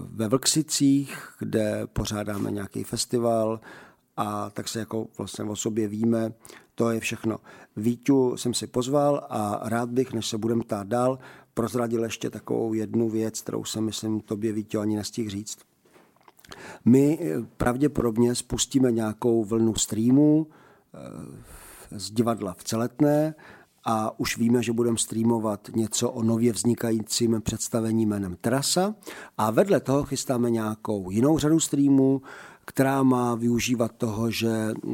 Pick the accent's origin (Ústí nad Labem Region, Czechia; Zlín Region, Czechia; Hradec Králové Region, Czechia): Zlín Region, Czechia; A vítěz chrou okolností je Valach a já jsem taky Valach.